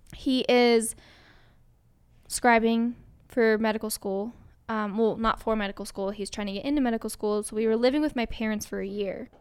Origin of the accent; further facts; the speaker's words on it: Colorado, United States; moved away; also born or lived in Indiana; I just had never been challenged in school growing up in Colorado